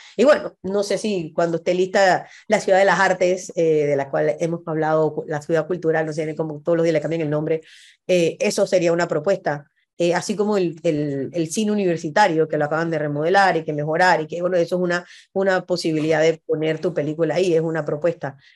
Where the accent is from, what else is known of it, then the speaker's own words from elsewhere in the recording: Panama; Somos gente que vinimos de un país de 4 millones de habitantes